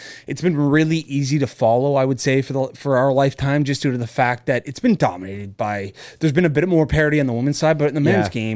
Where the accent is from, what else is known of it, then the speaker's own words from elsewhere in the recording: Canada; I'm Canadian